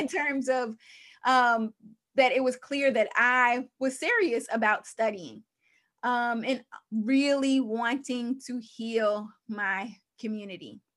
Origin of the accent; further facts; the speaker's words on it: Long Island, New York, United States; my life story, uh, began in New York. I'm from Long Island, New York